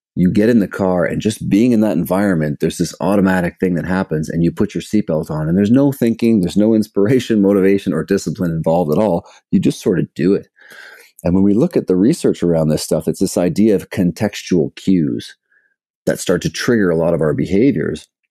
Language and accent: English; Toronto, Ontario, Canada; also born or lived in British Columbia; I'm from Canada, from Toronto, background in sport growing up